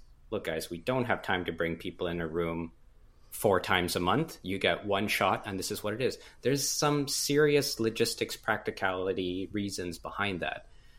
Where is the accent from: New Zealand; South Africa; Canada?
Canada; I'm Canadian, so I'll say Z.